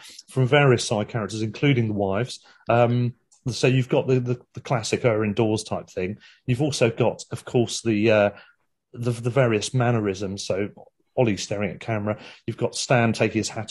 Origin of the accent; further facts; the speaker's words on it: Worthing, South East England, United Kingdom; in Worthing, interestingly, my hometown